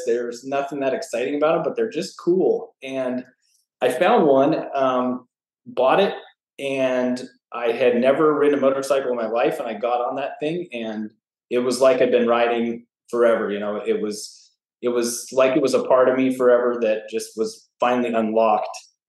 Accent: Flagstaff, Arizona, United States; moved away as an adult; I grew up in Flagstaff, Arizona. So born and raised. If you haven't been, it's everyone thinks Arizona is just hot and sandy desert, but Flagstaff's at 7,000 feet. It's a fairly small mountain town

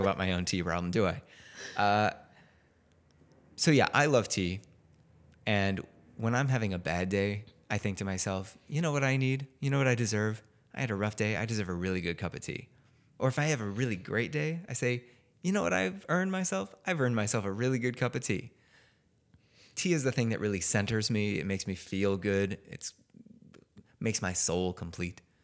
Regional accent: Chicago, Illinois, United States; moved away; I'm from Chicago

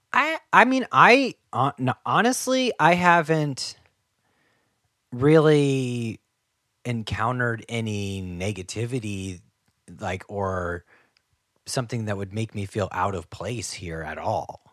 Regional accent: Ohio, United States; moved away; I'm from Ohio

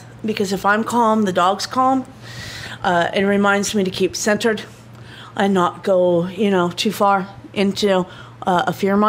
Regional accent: Ireland; I have an Irish knotwork on my shoulder. Number one, I'm Irish.

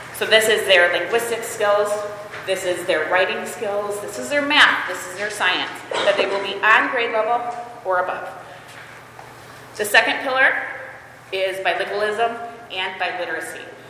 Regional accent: Holland, Michigan, United States; moved away as an adult; also born or lived in Costa Rica; my husband and I moved back to Michigan. I am originally from Holland Christian

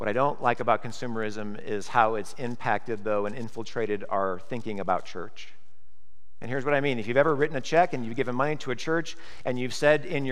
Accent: Nebraska, United States; moved away; I grew up in Nebraska, moved here in 1988

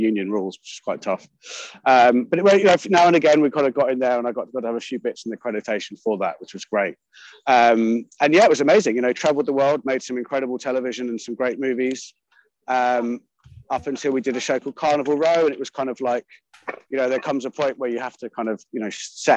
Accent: United Kingdom; especially as a Brit

